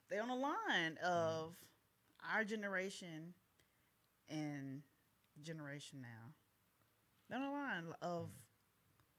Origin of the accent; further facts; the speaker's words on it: Texas, United States; I'm from Texas.